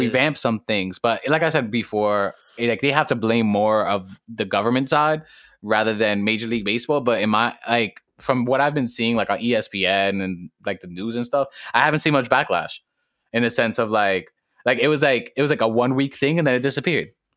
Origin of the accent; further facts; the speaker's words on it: New York City, New York, United States; I come straight out of the Boogie Down Bronx, straight out of Harvard